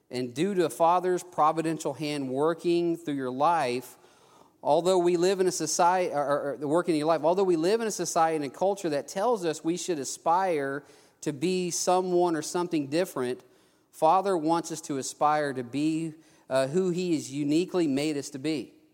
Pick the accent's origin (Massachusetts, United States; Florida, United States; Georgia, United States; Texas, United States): Texas, United States; also born or lived in Mobile, Alabama; I was, I was born in Mobile, but after I was about a year old, we moved to South Texas. And um, I grew up in a loving, I grew up with loving, hardworking parents, but we didn't go to church.